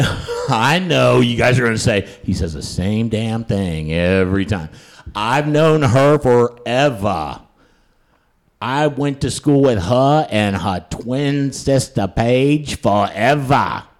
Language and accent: English; Huntington, West Virginia, United States; Kristen and I, we grew up in the Huntington area together